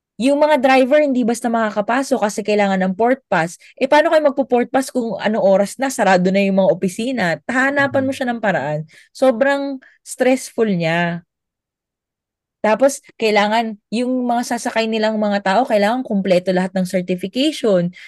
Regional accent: Philippines; moved away as an adult; also born or lived in Abu Dhabi, United Arab Emirates; bilang Pilipino

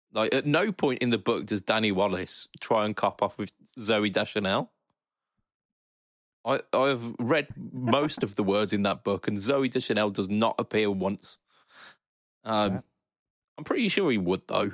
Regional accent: United Kingdom; a British man.

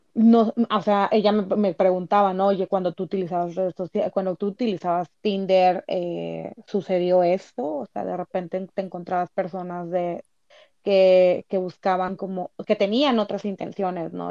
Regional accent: Tabasco, Mexico; moved away as an adult; now in Tijuana, Mexico; yo soy de Tabasco, pero tengo ya dos años viviendo acá en Tijuana

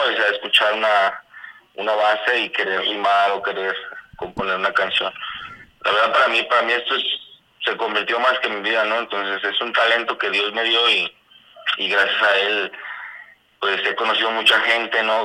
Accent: Guadalajara, Jalisco, Mexico; moved away as an adult; now in Arandas, Mexico; yo soy de Guadalajara, yo nací allá, yo allá crecí, yo ya viví toda mi vida

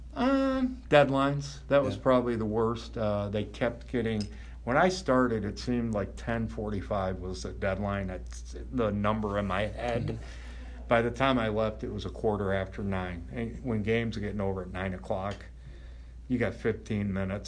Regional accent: Crown Point, Indiana, United States; I grew up in Crown Point

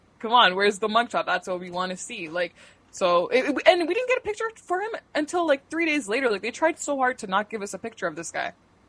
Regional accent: Mississauga, Ontario, Canada; I was born in Mississauga, but I'm from India.

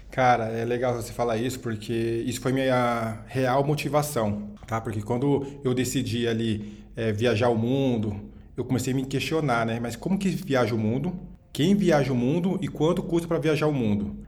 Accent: Osasco, São Paulo, Brazil; eu nasci e cresci na periferia de Osasco, na Grande São Paulo

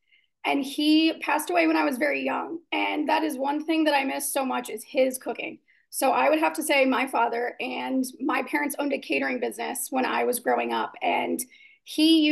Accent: Southern Indiana, United States; I was raised in Southern Indiana

